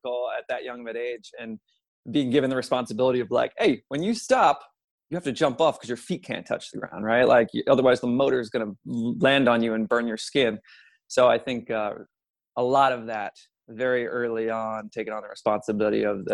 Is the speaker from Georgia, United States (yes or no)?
no; Long Island, New York, United States; So I'm originally from Long Island, New York. I grew up in a family of five